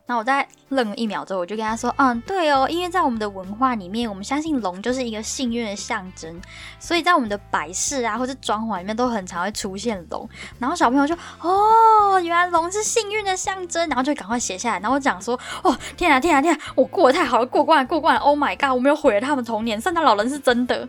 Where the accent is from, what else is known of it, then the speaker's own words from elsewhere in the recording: Taiwan; accent: Taiwanese accent; moved away as an adult; now in London, United Kingdom; 然后我同学他是上海人，然后我成功用台湾腔感染他。那个老板还问我同学说：“你是台湾人吗？”我整个大爆笑，我说：“不是啊，他不是啊，我才是啦。”